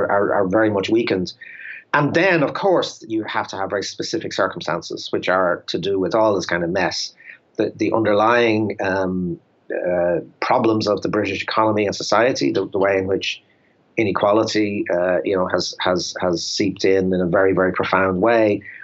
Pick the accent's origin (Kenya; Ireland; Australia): Ireland; as an Irish person